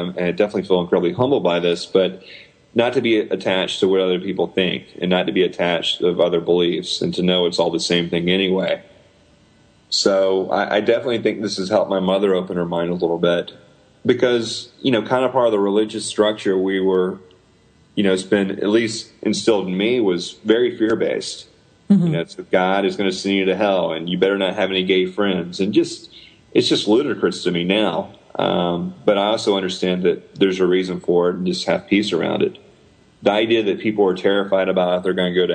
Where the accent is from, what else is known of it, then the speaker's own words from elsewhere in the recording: the South, United States; I'm this Southerner